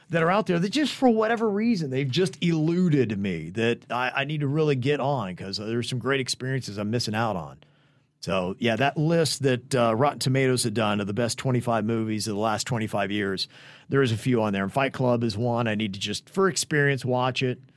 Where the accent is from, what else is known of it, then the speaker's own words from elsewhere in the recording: New York, United States; I'm from New York. I had no idea something like that could actually live here.